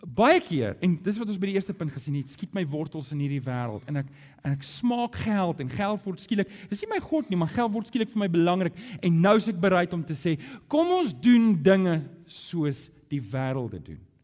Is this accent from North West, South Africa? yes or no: no; Johannesburg, Gauteng, South Africa; moved away as an adult; now in Cape Town, South Africa; ek kom van Johannesburg af